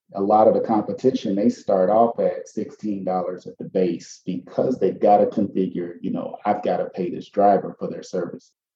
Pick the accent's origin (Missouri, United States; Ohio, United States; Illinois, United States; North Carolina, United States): Illinois, United States; Chicago; We grew up on the South Side, sort of between the South Shore um, and Chatham area